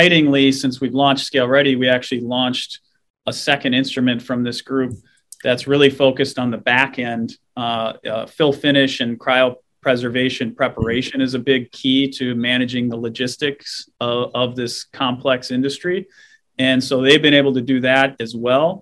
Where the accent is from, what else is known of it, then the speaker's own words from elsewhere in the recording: Minnesota, United States; I'm a Minnesotan born and raised, still here.